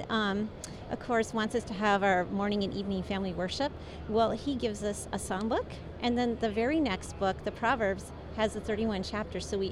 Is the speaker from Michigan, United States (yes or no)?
yes; Michigan, United States; I grew up in Michigan.